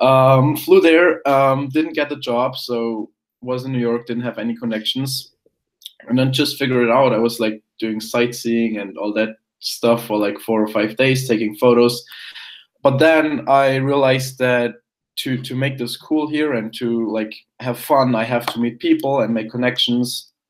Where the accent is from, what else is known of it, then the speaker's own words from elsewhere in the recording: Germany; English is a second language; I was born in Germany. Um, went to went to primary school there, high school, all that kind of stuff